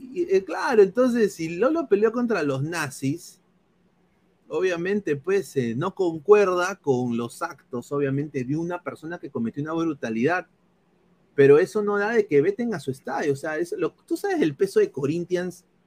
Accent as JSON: {"language": "Spanish", "country": "Peru", "moved": "yes"}